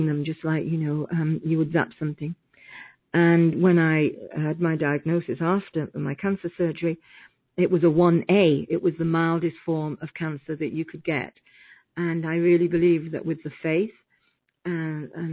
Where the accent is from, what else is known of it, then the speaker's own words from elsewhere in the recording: United Kingdom; I'm British, so we have different meanings for different things.